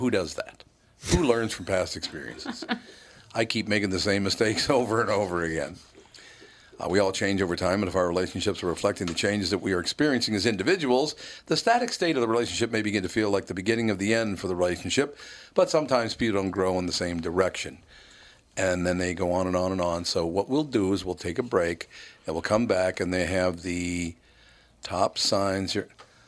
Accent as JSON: {"language": "English", "town": "Chicago", "region": "Illinois", "country": "United States", "tie": "born there", "said": "Well, I was born in Chicago."}